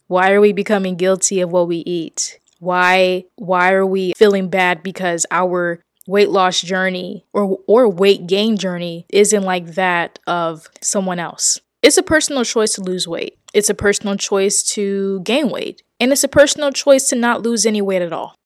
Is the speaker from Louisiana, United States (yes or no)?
yes; New Orleans, Louisiana, United States; I grew up in New Orleans, Louisiana